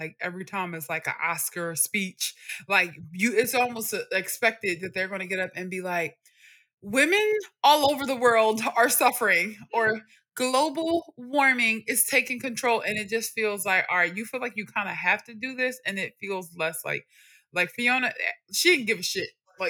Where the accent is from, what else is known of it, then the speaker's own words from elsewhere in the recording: New York, United States; also born or lived in Philadelphia, United States; Like, I'm from New York. I'm from Harlem and I'm from North Philly.